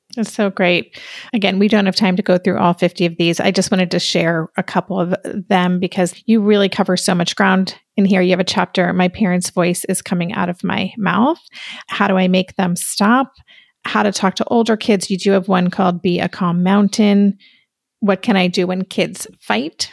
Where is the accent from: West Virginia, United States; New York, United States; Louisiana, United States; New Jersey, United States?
New York, United States; as a New Yorker